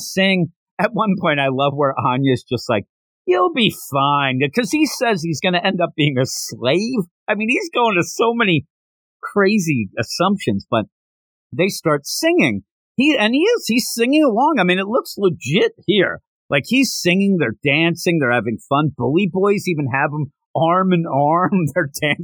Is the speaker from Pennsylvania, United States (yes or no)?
yes; Philadelphia, Pennsylvania, United States; I'm from the Philadelphia area